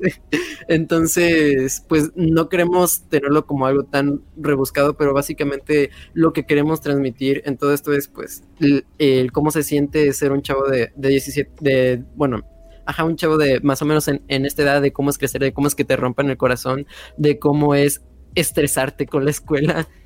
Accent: Mérida, Yucatán, Mexico; soy de Mérida, Yucatán

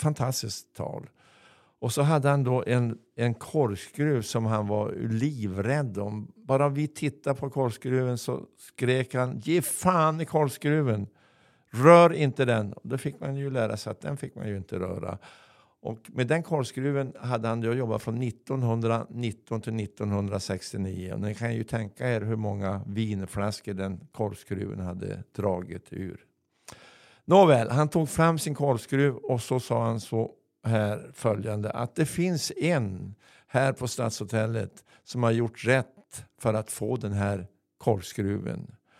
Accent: Örnsköldsvik, Västernorrland County, Sweden; also born or lived in Stockholm; här hemma i Övik

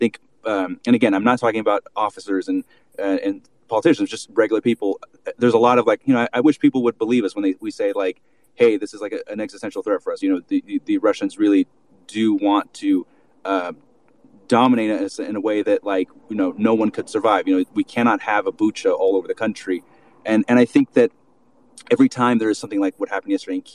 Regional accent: United States; now in Ukraine; I'm American

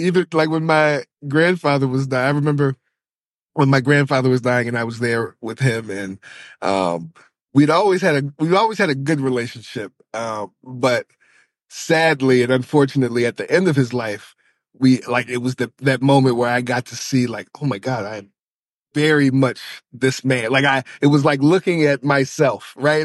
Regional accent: Charlottesville, Virginia, United States; I'm from Charlottesville, Virginia

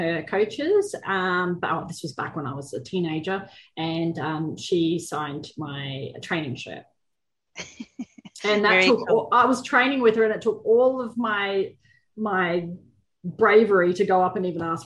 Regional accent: Queensland, Australia; I am from Queensland

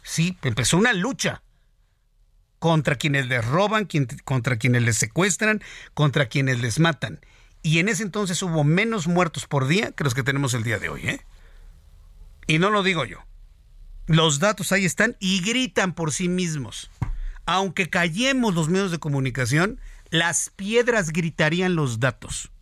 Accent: Mexico

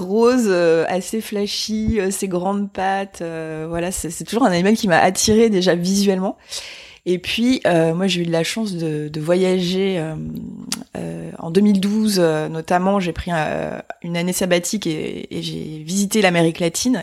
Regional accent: Provence-Alpes-Côte d'Azur, France; mon enfance euh, en Provence.

